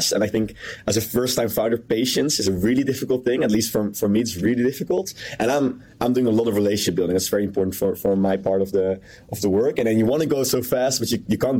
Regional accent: Netherlands; I'm from the Netherlands

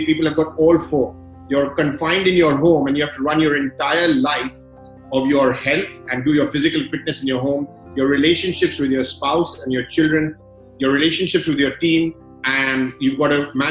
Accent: London, United Kingdom; I grew up in London, and at the age of 13, I was in a school in the UK, one of the very few Indians in that school

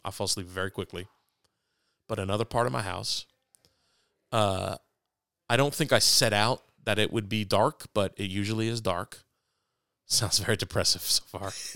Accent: New York City, New York, United States; moved away; also born or lived in Fort Wayne; I was born on Lower East Side of Manhattan

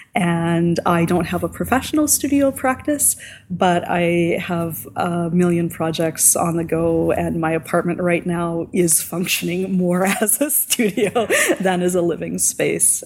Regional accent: Hamiota, Manitoba, Canada; also born or lived in Saskatoon, Saskatchewan; now in Prince Albert, Canada; My hometown was under a uh, tornado watch, born and raised in Hamiota, Manitoba

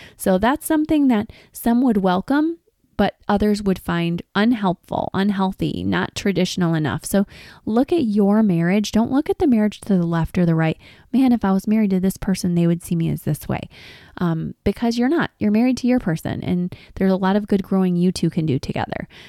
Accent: Detroit, Michigan, United States; I'm from Detroit.

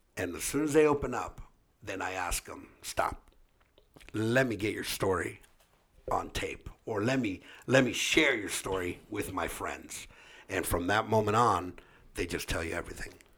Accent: Orange County, California, United States; we grew up here in Orange County

